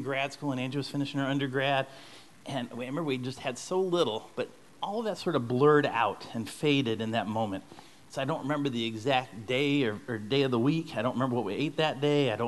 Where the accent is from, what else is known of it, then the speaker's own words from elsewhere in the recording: St. Louis, Missouri, United States; moved away; we're from St. Louis originally